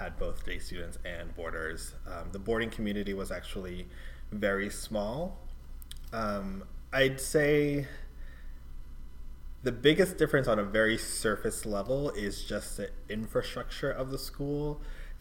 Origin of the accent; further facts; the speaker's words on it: New York City, New York, United States; now in Massachusetts, United States; New York City, where I grew up